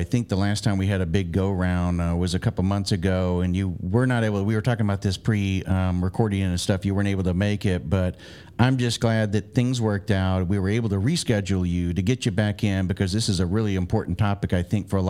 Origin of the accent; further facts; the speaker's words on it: Florida, United States; I grew up in Florida